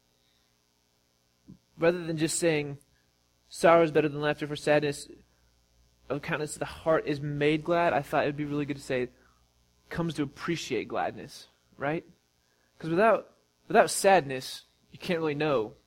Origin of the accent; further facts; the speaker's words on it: Missouri, United States; we're from Missouri